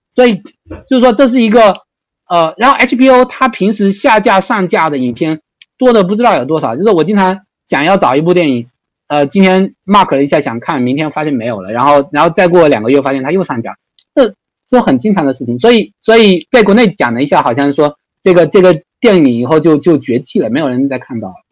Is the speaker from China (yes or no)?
yes; China; moved away as an adult; now in United States; 从小生活在中国，然后到美国也就这么，我，我也，我才来了十几年